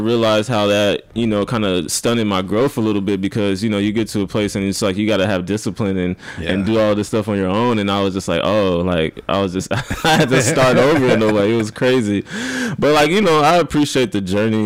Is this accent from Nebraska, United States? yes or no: yes; Omaha, Nebraska, United States; moved away as an adult; also born or lived in Storm Lake, Iowa; now in Brooklyn, United States; I was born and raised in Omaha, Nebraska